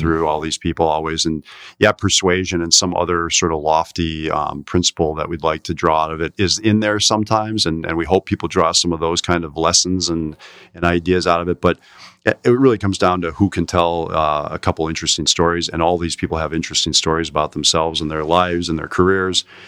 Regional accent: Door County, Wisconsin, United States; now in Milwaukee, United States; even I am not from Milwaukee, but from Door County. in Wisconsin

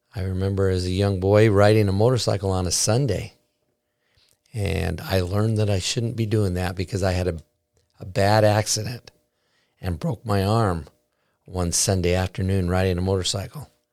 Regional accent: Basin City, Washington, United States; my life growing up in Basin City. I grew up on a farm close to Ringgold, which is down by the Columbia River

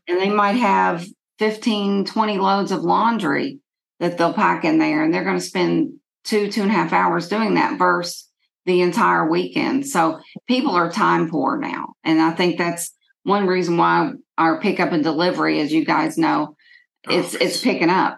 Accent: Lexington, Kentucky, United States; I was born in Lexington

